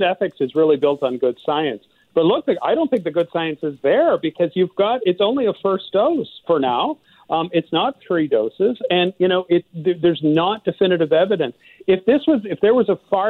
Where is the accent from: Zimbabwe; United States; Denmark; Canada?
Canada; Quebec; moved away; I'm actually from Quebec originally.